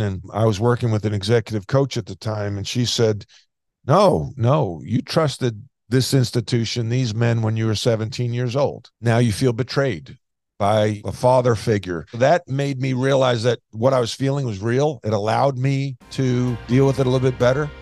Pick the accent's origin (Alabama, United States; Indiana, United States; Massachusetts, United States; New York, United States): New York, United States; Long Island; moved away as an adult; growing up on Long Island